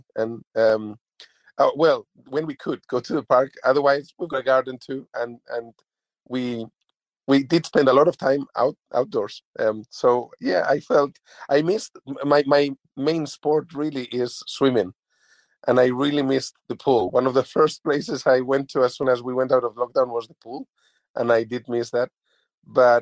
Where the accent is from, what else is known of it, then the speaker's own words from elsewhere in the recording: Spain; now in New Zealand; originally I'm from Spain